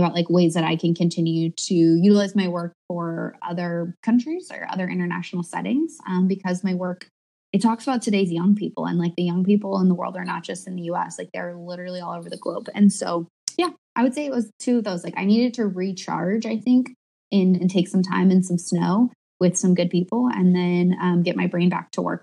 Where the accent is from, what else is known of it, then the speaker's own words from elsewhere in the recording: California, United States; moved away; I grew up in California